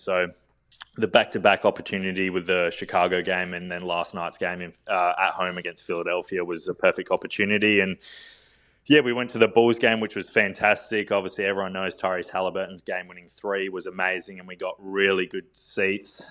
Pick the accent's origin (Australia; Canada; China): Australia; Adelaide, South Australia; Just played in the NBL with my hometown team, the Adelaide 36ers.